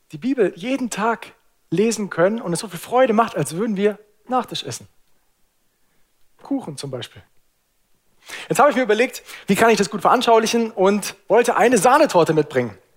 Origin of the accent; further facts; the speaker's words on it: Lake Constance area, Germany; Obst ist super, ich bin am Bodensee groß geworden. Ich liebe Obst.